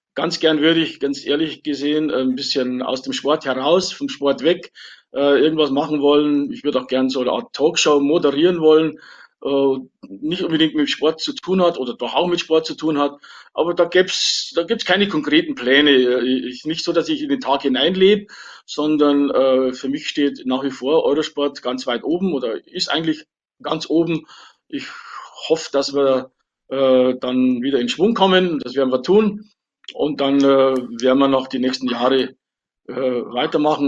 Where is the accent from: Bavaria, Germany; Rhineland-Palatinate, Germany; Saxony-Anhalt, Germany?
Bavaria, Germany; Wolfratshausen; meine Heimatstadt Wolfratshausen